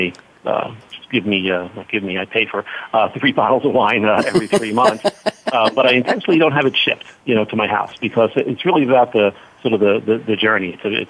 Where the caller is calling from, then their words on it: Long Island, New York, United States; I'm calling from Long Island, New York, so it's about 12:15 or so.